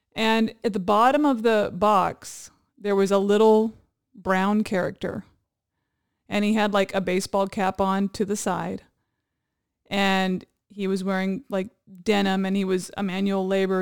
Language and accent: English; Hawaii, United States; now in California, United States; growing up in Hawaii, I had friends that had really thick pigeon accents.